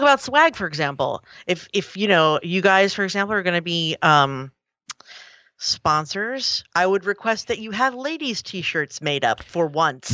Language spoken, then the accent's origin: English; Philadelphia, Pennsylvania, United States; it was in Philly. It was, it was right here in my, in my hometown